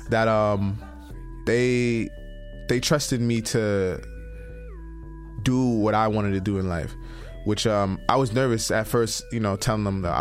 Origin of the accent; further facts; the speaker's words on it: Brooklyn, New York, United States; I'm from Brooklyn, New York, and I'm one of the pioneers of a style called FDM, which is flex dance music.